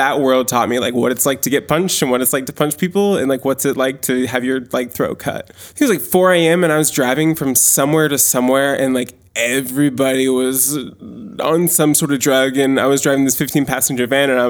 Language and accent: English; Maine, United States; I grew up in Maine.